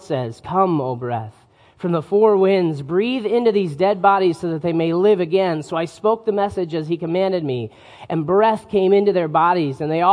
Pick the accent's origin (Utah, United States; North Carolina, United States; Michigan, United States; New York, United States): Utah, United States; northern; as I was growing up in Utah, we would often take trips